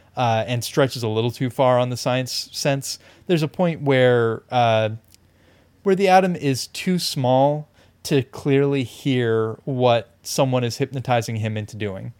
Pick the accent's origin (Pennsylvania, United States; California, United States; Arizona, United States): California, United States; we are both Californian. We're both, like, coastal, urban Californians